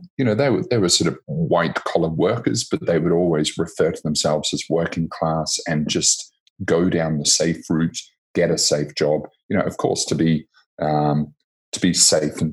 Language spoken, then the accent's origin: English; New Zealand; moved away as an adult; also born or lived in Coventry, United Kingdom / Sydney, Australia / London, United Kingdom; now in Manila, Philippines; I was born in the UK, but I left when I was three. My parents migrated over to New Zealand when it wasn't so common to sort of move around with your family. I stayed there until about 18